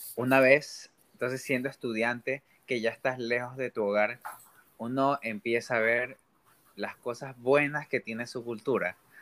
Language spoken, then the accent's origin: Spanish; Ecuador; moved away as an adult; now in United States; soy un ecuatoriano